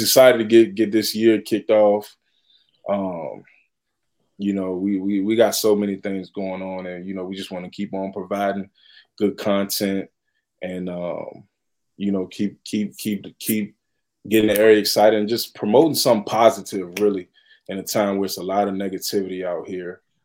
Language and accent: English; Chesterfield, Virginia, United States; I'm from Chesterfield